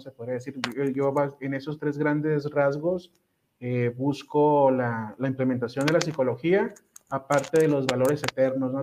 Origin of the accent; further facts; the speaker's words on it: Ensenada, Baja California, Mexico; Yo soy originario de Ensenada, Baja California